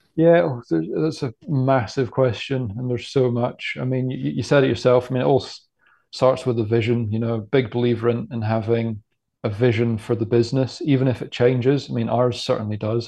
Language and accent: English; Scotland, United Kingdom; growing up in Scotland